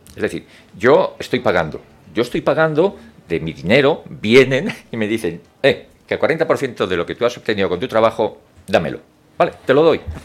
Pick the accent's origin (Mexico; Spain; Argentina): Spain; Madrid, Community of Madrid; Soy madrileño